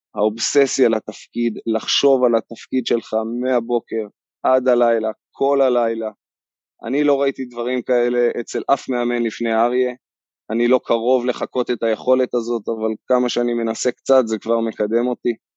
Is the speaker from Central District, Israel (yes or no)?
yes; Kfar Saba, Central District, Israel; גדלתי בכפר סבא